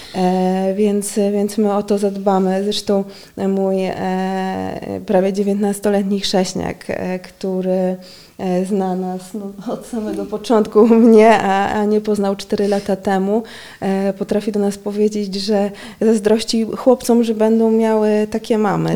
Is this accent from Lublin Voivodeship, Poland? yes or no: yes; Lublin, Lublin Voivodeship, Poland; moved away as an adult; now in Warsaw, Poland; Ja jestem z Lublina